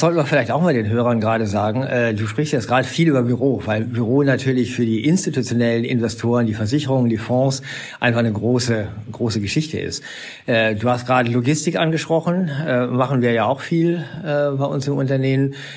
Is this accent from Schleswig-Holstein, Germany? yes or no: no; Essen, North Rhine-Westphalia, Germany; also born or lived in Bochum; ich bin selber in Essen geboren, bin in Bochum zur Schule gegangen